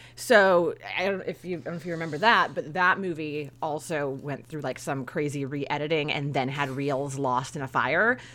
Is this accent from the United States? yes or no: yes; Northern California, United States; I'm from Northern California